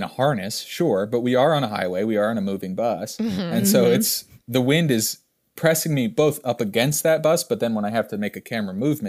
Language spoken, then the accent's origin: English; Pennsylvania, United States; people started saying …, because Gainesville, we're from Pennsylvania